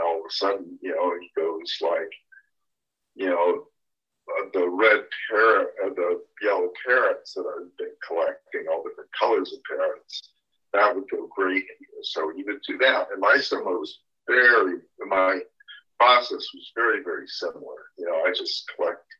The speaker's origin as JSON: {"language": "English", "town": "Berkeley", "region": "California", "country": "United States", "tie": "born or raised there", "said": "I grew up in the area I'm living right now, Berkeley, California. And then my parents moved to Southern California."}